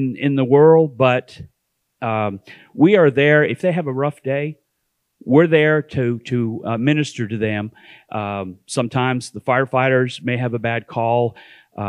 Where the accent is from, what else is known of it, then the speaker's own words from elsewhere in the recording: Canada; also born or lived in East Tennessee; now in Sevierville, United States; I'm originally from Canada. And for some reason, I lost my way and found my way to East Tennessee